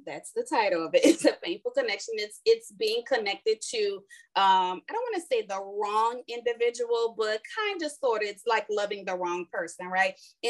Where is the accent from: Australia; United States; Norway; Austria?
United States; New Orleans, Louisiana; also born or lived in California / Houston; because we're from New Orleans, we went from New Orleans to California and California to Houston